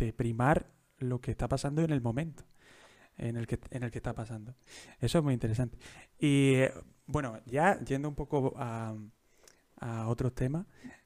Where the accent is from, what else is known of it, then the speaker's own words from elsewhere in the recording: Jaén, Andalusia, Spain; yo soy de Jaén, yo soy de Jaén